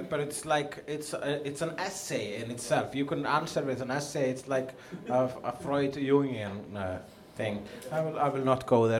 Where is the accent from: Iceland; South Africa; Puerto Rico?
Iceland; I'm a comedian from Iceland.